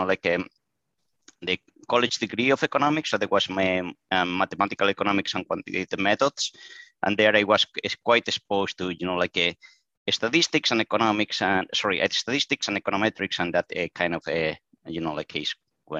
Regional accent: Spain; moved away as an adult; now in United States; I am originally from Spain, and I live in the United States

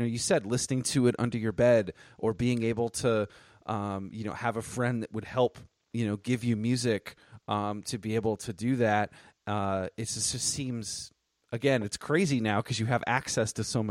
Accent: Northeast, United States; moved away; I was at school down there as well. I was from the Northeast

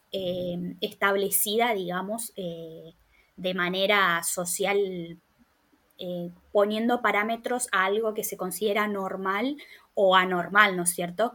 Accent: Formosa, Argentina; moved away as an adult; now in Buenos Aires, Argentina; soy formoseña, vivo en Buenos Aires hace 10 años.

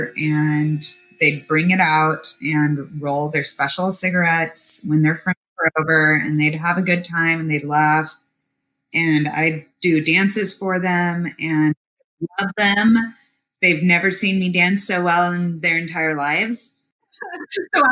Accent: Park City, Utah, United States; moved away as an adult; also born or lived in Memphis, Tennessee / Boulder, Colorado / New York City / Southwest Michigan; now in Chicago, United States; Until I was 9, I was in Memphis, and then 9 through 18, I was in Park City, Utah

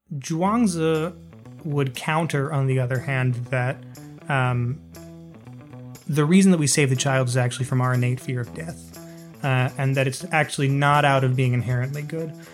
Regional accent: United States; growing up in America

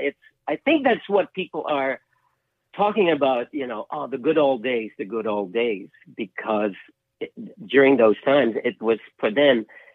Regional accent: Philippines; moved away as an adult; also born or lived in London; now in United States; Growing up in the Philippines

